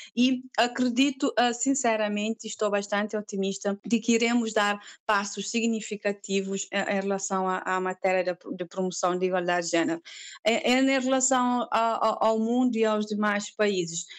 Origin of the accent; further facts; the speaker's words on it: Cape Verde; sou cabo-verdiana, tenho 39 anos